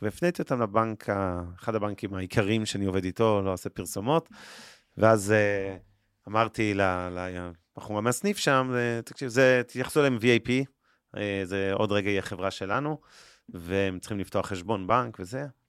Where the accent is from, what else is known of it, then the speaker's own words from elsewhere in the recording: Israel; אנחנו כישראלים